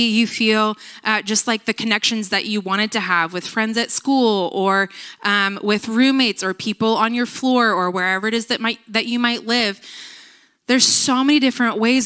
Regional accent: United States; I grew up in Nevada

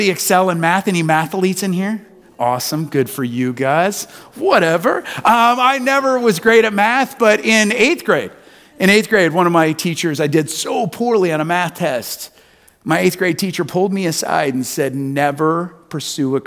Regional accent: Newton, Iowa, United States; the town I grew up in Newton, Iowa, just 30 miles or so away

